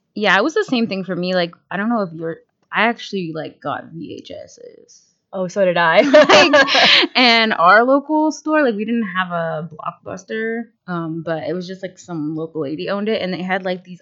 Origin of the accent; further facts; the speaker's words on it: outside of Pittsburgh, Pennsylvania, United States; moved away as an adult; now in Erie, United States; I grew up outside of Pittsburgh, about 45 minutes